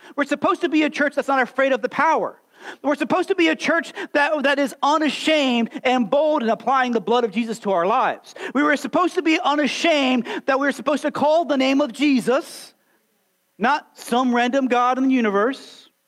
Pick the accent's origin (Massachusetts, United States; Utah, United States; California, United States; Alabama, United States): Alabama, United States; I was born and raised here in Alabama, slap out Alabama